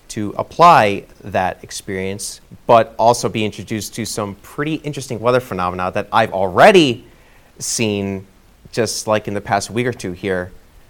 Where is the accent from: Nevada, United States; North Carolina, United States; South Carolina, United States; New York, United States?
New York, United States; Rockland County; moved away as an adult; also born or lived in Connecticut / Rhode Island / Albany, New York; now in Delmarva, United States; I grew up in Rockland County. That's in southern New York, flirting with the New Jersey state line border